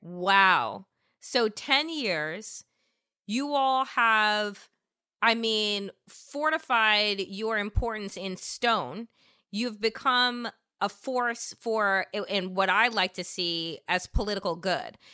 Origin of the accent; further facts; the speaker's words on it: Long Island, New York, United States; also born or lived in Washington, D.C.; now in Brooklyn, United States; I'm originally from Long Island, but before I moved back to New York and moved to Brooklyn, I was living in Washington, D.C. for 15 some odd years